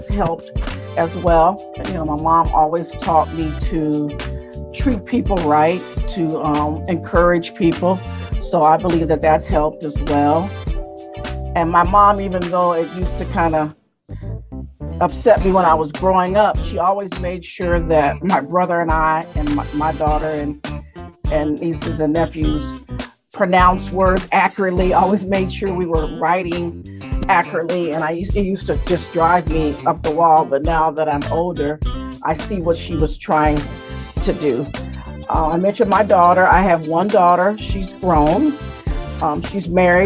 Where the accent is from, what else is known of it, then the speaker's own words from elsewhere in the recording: Springfield, Illinois, United States; I was born in Springfield, Illinois